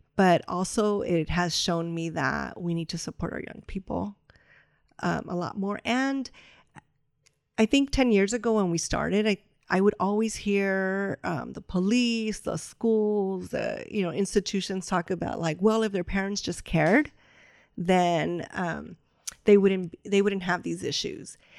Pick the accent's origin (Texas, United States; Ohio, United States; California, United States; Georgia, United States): California, United States; Los Angeles; L A is my city, but I'm from Boyle Heights